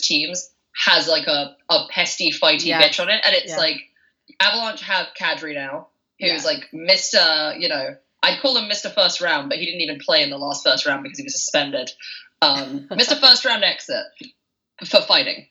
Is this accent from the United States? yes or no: no; Germany; I'm from Germany